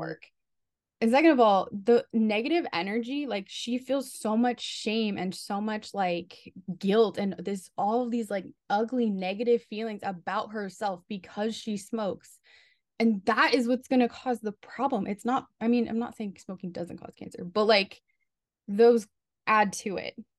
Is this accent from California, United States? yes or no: yes; Southern California, United States; moved away as an adult; now in New York, United States; I'm from Southern California, um, and I've never been to New York, and I just moved here for a job.